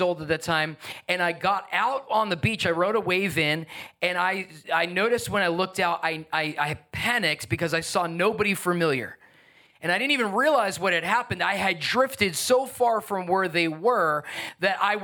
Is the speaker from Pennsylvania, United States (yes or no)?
no; Long Island, New York, United States; moved away; also born or lived in New Jersey; I grew up on Long Island, New York, and then in New Jersey.